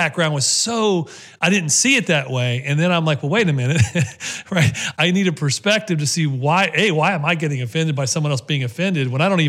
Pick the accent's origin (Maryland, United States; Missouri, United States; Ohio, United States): Ohio, United States; even though my papa was from the South, I was raised in Ohio.